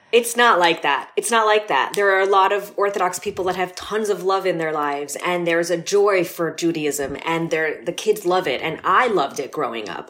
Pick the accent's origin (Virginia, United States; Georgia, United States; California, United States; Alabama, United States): California, United States; Los Angeles; born and raised in L